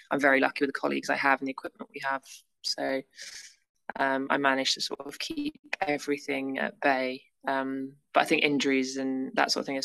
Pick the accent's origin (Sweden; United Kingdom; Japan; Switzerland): United Kingdom; England; being English in Australia, we